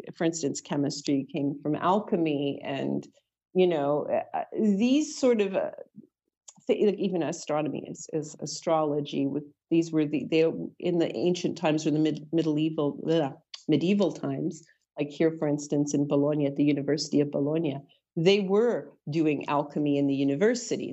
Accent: Toronto, Ontario, Canada; also born or lived in Ajax, Ontario; I was born in Toronto

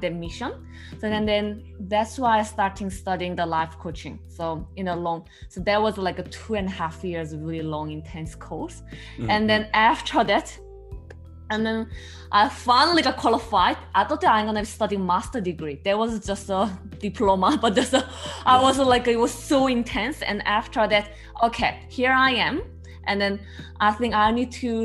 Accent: South Korea; English is a second language; moved away as an adult; now in Melbourne, Australia; I'm originally from Korea, South Korea, but I moved migrant to Australia, Melbourne. So it's been 5.5 years so far.

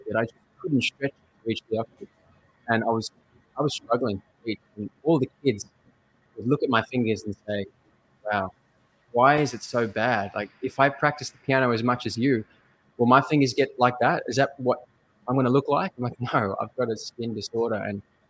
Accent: Melbourne, Victoria, Australia; I'm from Melbourne, Australia

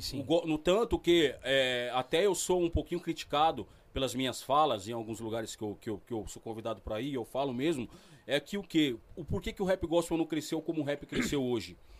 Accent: São Paulo, Brazil; now in São José dos Campos, Brazil; vim do Savério

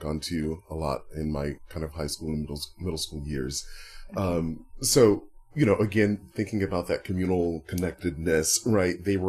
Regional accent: Southern Virginia, United States; growing up in Southern Virginia, I'm so happy to have gone to a high school

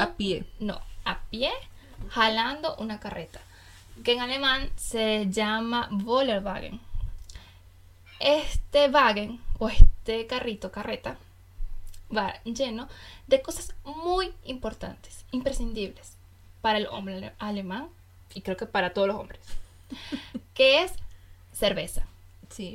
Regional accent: Venezuela; now in Germany; yo como buena venezolana soy amante del café

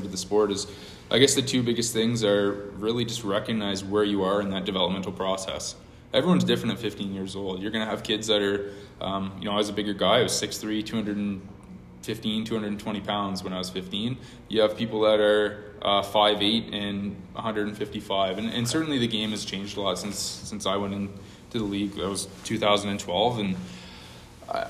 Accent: Brockville, Ontario, Canada; born and raised in Brockville, obviously, grew up here

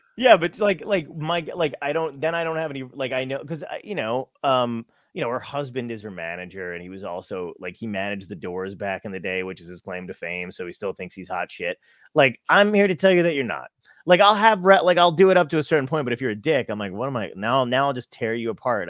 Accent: New Jersey, United States; also born or lived in Brooklyn, New York / Arizona; I came back and then grew up in Jersey

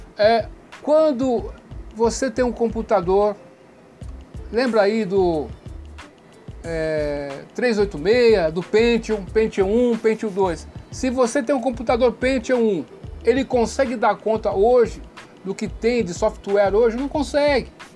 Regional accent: Brazil; eu também sou brasileiro. Nós brasileiros

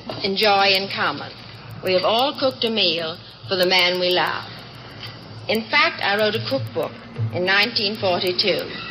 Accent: the South, United States; As a Southerner, I have been brought up to know about a good table.

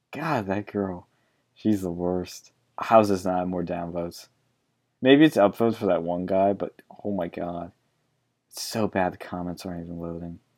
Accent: Argentina; I was born in Argentina. I grew up in a military government.

